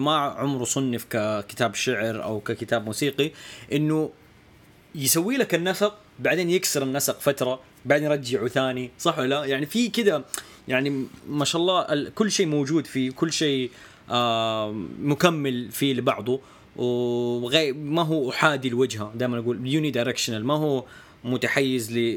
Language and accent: Arabic; Hejaz, Saudi Arabia; عندنا في السعوديه يعني ما اعرف لو تدري يعني فعندنا في الحجاز